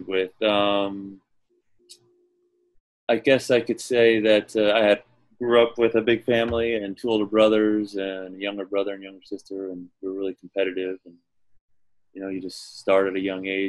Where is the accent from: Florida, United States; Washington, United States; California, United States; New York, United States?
Florida, United States; I was an outsider from Florida.